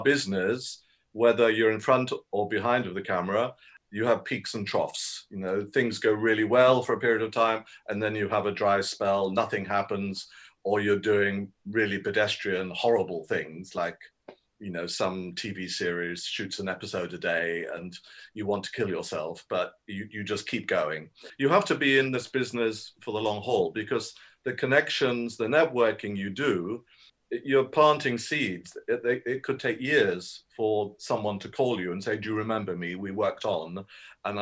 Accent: United Kingdom; I'm a British voice, language, dialect, dialogue coach.

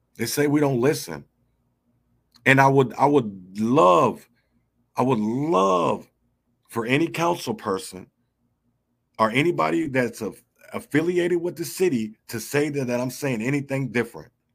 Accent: Minneapolis, Minnesota, United States; I grew up in North Minneapolis

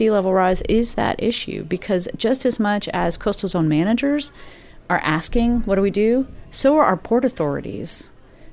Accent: Lake Jackson, Texas, United States; I grew up in Lake Jackson, Texas, not directly on the coast, but coastal enough

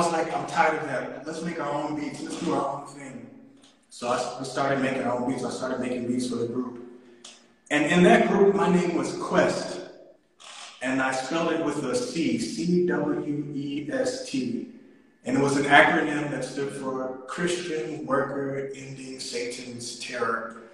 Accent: Nashville, Tennessee, United States; now in South Africa; I was born in Tennessee, Nashville, Tennessee, but I've been in SA for about, since 2004, so quite some time.

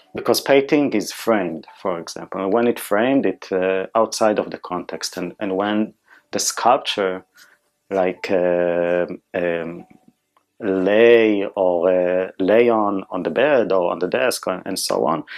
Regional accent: Israel; English is a second language; moved away; I born and raised in Israel

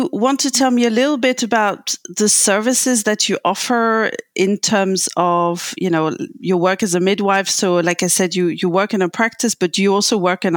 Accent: France; moved away as an adult; now in Berlin, Germany; I was born in France

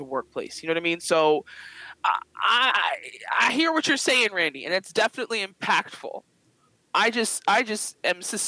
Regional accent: Philadelphia, Pennsylvania, United States; as a Philadelphian

